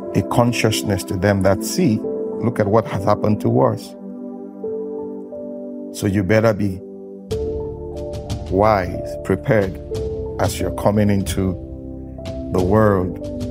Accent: Nigeria; I'm a Nigerian. I will always use my country as an example

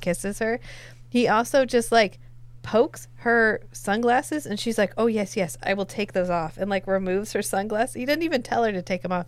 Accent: the American South, United States; I am from the American South.

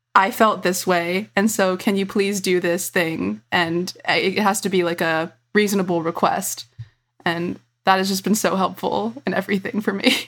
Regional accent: Virginia, United States; my experience growing up in Virginia

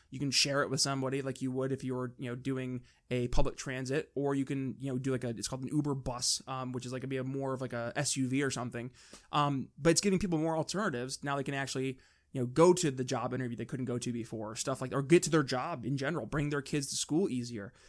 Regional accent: New York, United States; we're from New York

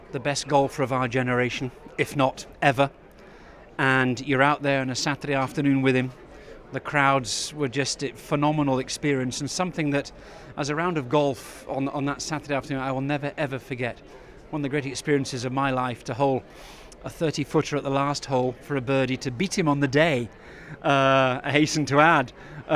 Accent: United Kingdom; as a Brit

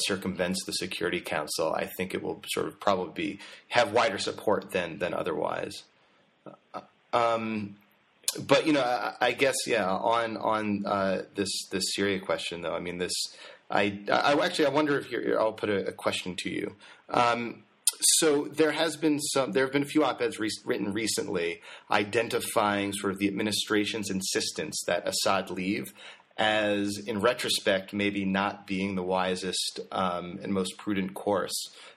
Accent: Danbury, Connecticut, United States; I'm from Danbury originally

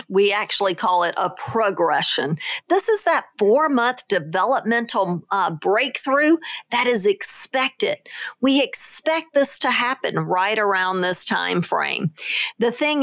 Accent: New Orleans, Louisiana, United States; moved away; my hometown of New Orleans

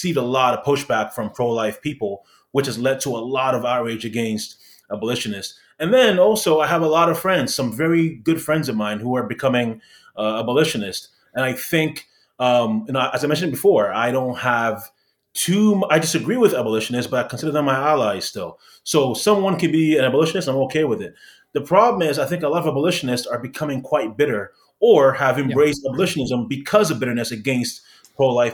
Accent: Ghana; also born or lived in Canada; now in United States; in Canada, people ask me where I'm from. I'm saying I'm from Ghana.

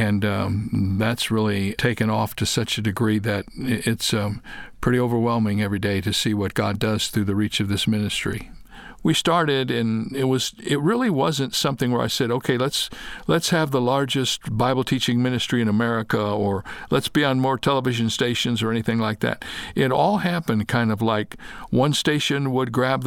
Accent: Toledo, Ohio, United States; moved away as an adult; also born or lived in Dallas, Texas / Fort Wayne, Indiana; now in California, United States; I was born in Toledo, Ohio. I lived in the Midwest.

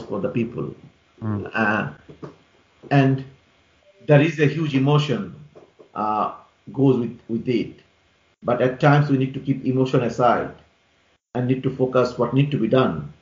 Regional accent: Bangladesh; now in London, United Kingdom; I'm I'm from Bangladesh

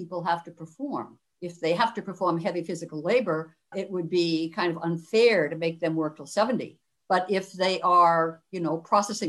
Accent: Northeast, United States; moved away; also born or lived in Cleveland; I'm from the Northeast in the United States

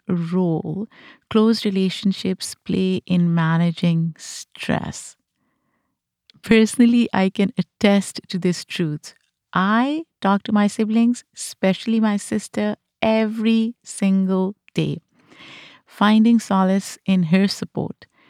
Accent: Pakistan; moved away; Growing up in Pakistan, I experienced firsthand the influence of a collectivist society

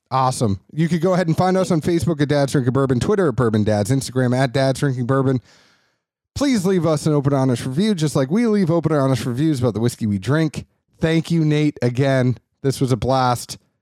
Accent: Boston, Massachusetts, United States; I grew up in Boston

